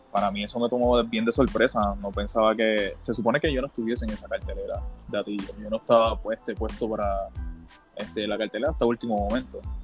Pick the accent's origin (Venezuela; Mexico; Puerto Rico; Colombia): Puerto Rico; Isabela; soy de allá, soy de Isabela